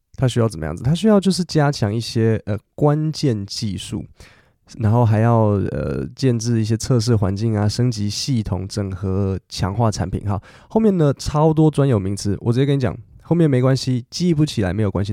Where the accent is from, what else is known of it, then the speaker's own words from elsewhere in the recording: Taiwan; 因为我是我们台湾人嘛，我比较客气